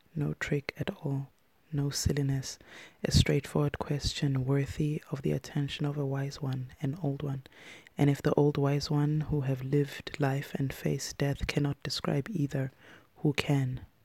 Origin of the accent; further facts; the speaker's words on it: South Africa; when I was growing up in South Africa